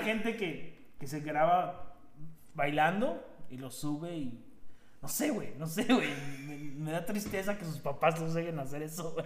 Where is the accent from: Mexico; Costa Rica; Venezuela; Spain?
Mexico; now in Jasper, Canada; siendo mexicanos aquí en Canadá